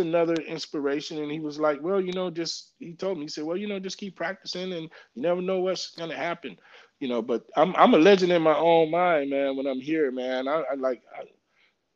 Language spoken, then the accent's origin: English; St. Louis, Missouri, United States; now in Washington, United States; we are from St. Louis, you know, in the Midwest